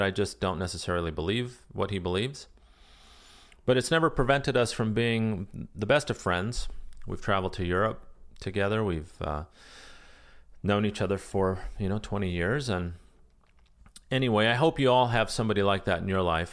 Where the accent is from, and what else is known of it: United States